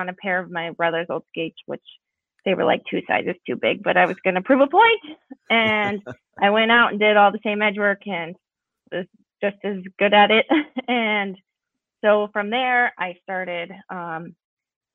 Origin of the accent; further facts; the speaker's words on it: Arvada, Colorado, United States; moved away as an adult; now in Minnesota, United States; I grew up in Arvada, Colorado.